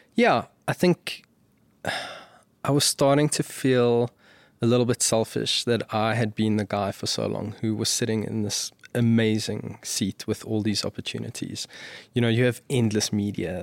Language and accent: English; South Africa; as a South African